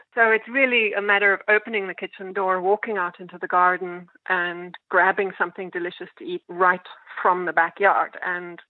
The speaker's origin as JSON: {"language": "English", "country": "South Africa", "tie": "born or raised there", "moved": "yes", "lives_now": "New York City, United States", "said": "where I was growing up in South Africa"}